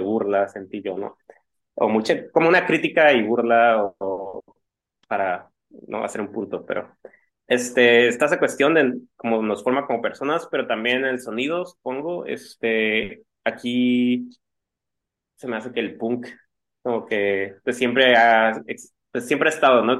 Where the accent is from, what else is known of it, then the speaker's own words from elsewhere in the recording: Mexico; uno como mexicano